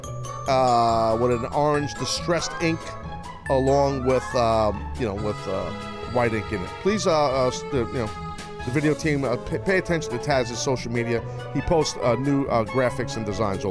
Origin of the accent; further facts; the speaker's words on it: United States; I'm an American